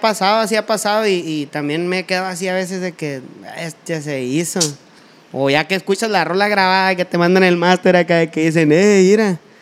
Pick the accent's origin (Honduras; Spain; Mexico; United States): Mexico; Sonora; yo soy acá norteño